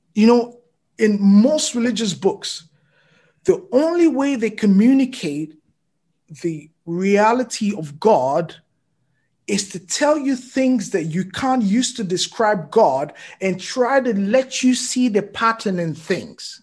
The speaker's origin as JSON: {"language": "English", "region": "Lagos", "country": "Nigeria", "tie": "born or raised there", "also_born_or_lived": "Djibouti / Ibadan, Nigeria", "moved": "as an adult", "said": "I lived in Lagos literally, you know, all my life"}